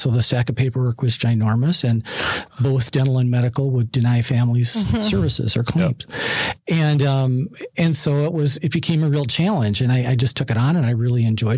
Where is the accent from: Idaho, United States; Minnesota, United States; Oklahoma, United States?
Minnesota, United States; Minneapolis; So I grew up in Minneapolis. I live in Minneapolis.